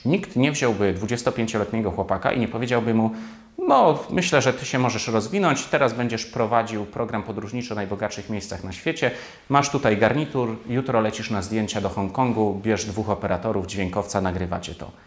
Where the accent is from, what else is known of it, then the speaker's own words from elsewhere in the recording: Poland; jestem stąd, znam ten język, tę kulturę